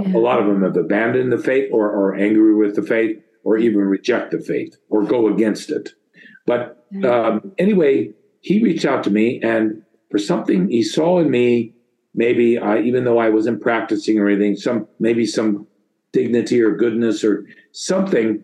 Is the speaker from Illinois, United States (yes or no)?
no; St. Helena, California, United States; I was born and initially raised in St. Helena, California